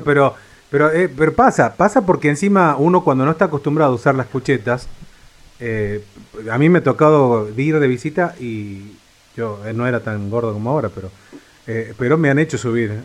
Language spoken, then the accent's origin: Spanish; Córdoba, Argentina; moved away; yo vengo de la provincia de Córdoba